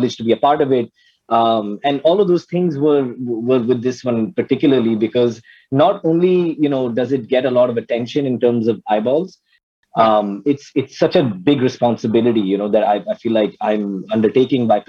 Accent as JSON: {"language": "English", "country": "United States", "tie": "born or raised there", "moved": "yes", "said": "I grew up in America"}